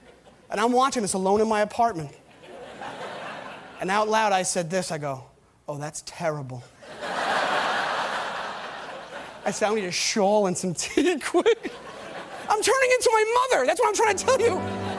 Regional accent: Stewart Manor, New York, United States; I grew up in Stewart Manor, which is literally six blocks. Like, there's it's so small that it's just the street names are A through F, because that's it. After F, it's done.

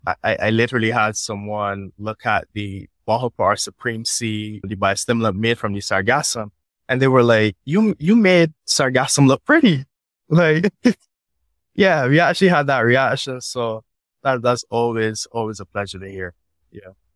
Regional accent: Barbados; I grew up on the West Coast of Barbados

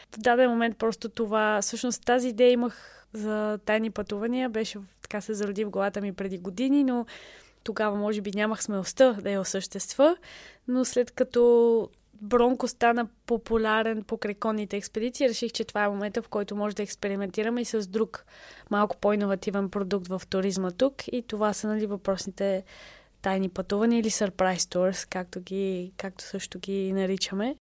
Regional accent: Bulgaria; moved away as an adult; also born or lived in England / Lebanon; за нас, като българи

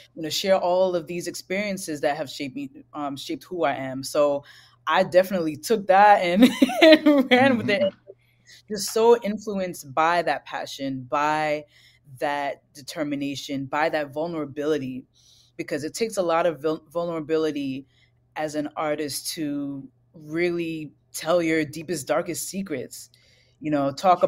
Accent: New York City, New York, United States; growing up in Brooklyn, I was raised in a single parent household

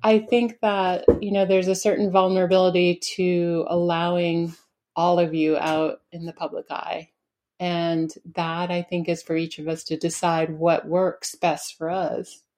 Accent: Spofford, New Hampshire, United States; also born or lived in Keene, New Hampshire; I grew up in Spofford, New Hampshire

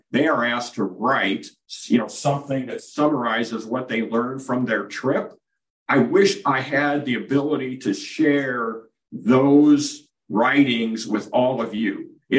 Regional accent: Williamsburg, Iowa, United States; growing up in Williamsburg, Iowa.

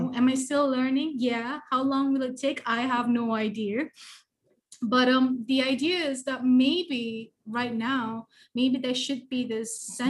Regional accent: Terengganu, Malaysia; I was raised in Terengganu, right? So I was in Terengganu since the late 1980s

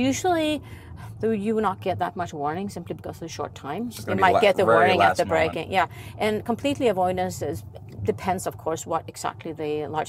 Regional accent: Sweden; English is a second language; I'm from Sweden

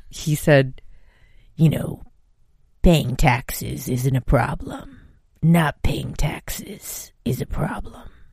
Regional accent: United States; I'm Japanese American

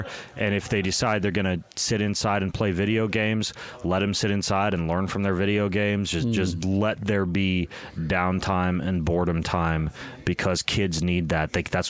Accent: Lewiston, Idaho, United States; I grew up in Lewiston, Idaho, and I was homeschooled

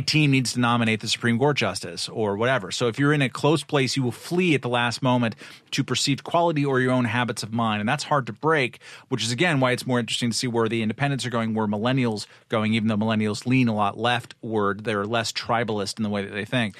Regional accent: Southern California, United States; moved away as an adult; also born or lived in Eastern Europe; a native Southern Californian

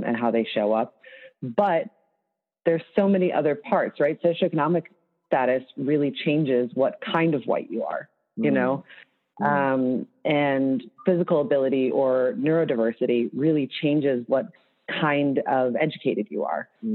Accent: Chicago, Illinois, United States; moved away; I'm from Chicago, but that I lived outside Chicago for a long time

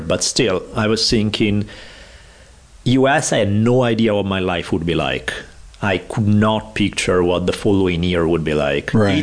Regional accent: Italy; accent: Italian; English is a second language; moved away as an adult; now in United States; growing up in Italy, everyone else is Italian

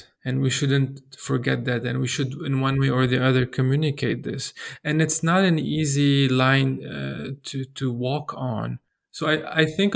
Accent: Lebanon; as a Lebanese, growing up in Lebanon

